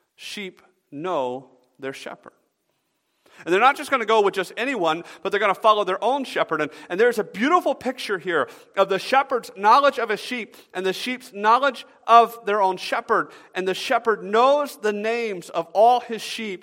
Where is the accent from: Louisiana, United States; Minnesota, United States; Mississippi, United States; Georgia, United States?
Georgia, United States; Atlanta; moved away; I grew up in Atlanta